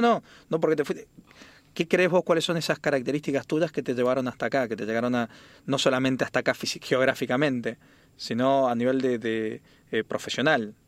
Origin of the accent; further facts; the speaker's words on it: Mendoza, Argentina; soy de Mendoza